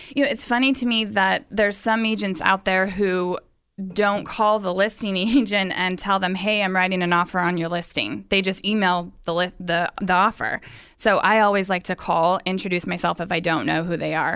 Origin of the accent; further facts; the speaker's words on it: Visalia, California, United States; moved away as an adult; also born or lived in San Diego, California; I am actually from Visalia, California, um, born and raised